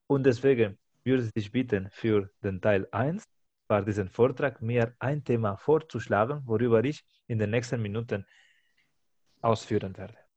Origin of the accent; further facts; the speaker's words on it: Spain; now in Germany; Ich als Spanier habe ich auch ein anderes Verständnis, was bedeutet Spanier zu sein